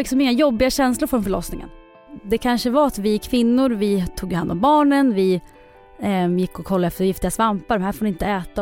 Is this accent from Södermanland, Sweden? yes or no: yes; Eskilstuna, Södermanland, Sweden; Ja, jag är ju från Eskilstuna.